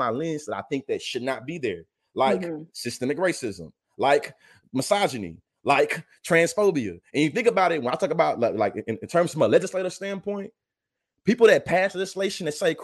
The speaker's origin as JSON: {"language": "English", "region": "Texas", "country": "United States", "tie": "born or raised there", "moved": "as an adult", "lives_now": "Oklahoma, United States", "said": "I live in Oklahoma. I was born and raised in Texas"}